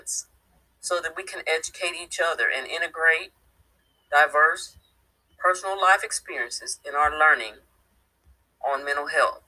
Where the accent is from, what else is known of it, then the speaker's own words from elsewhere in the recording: Midwest, United States; moved away as an adult; now in East Texas, United States; I was born in the Midwest, and that's where I lived half my life